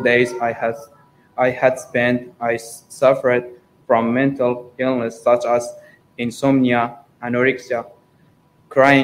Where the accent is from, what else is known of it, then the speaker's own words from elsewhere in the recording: Iran; moved away as an adult; also born or lived in London, United Kingdom; now in Morecambe, United Kingdom; from Iran, and I'm 20 years old